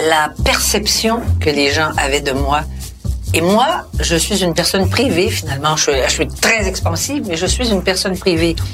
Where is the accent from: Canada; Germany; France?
Canada; Outremont, Quebec; j'avais à Outremont puis que je venais d'Outremont.